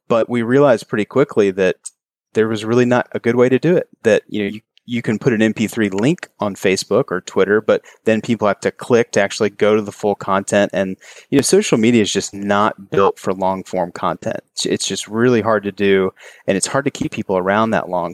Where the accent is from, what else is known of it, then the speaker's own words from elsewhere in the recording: Kentucky, United States; moved away as an adult; now in Charleston, United States; I grew up in Kentucky and moved here after college